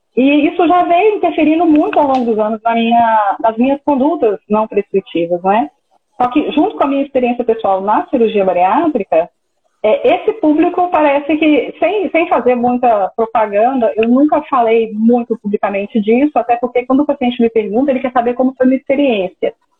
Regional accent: Minas Gerais, Brazil; eu sou de Patinga, no interior de Minas Gerais, ficou a mais ou menos 220 quilômetros de BH.

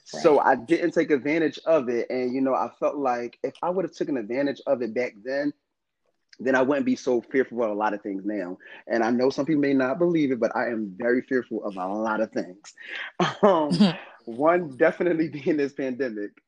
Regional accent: North New Jersey, United States; I was actually born in North New Jersey. I'm not from Philadelphia

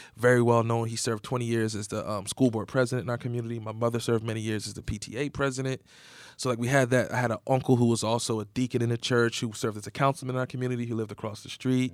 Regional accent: Egg Harbor City, New Jersey, United States; I grew up in Southern New Jersey. It's a real small town called Egg Harbor City.

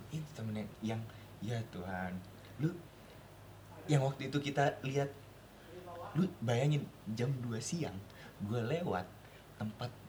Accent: Bandung, West Java, Indonesia; accent: Sundanese; Karena kita emang asli Bandung. Asli Bandung, Yoi. Asli Bandung Barat

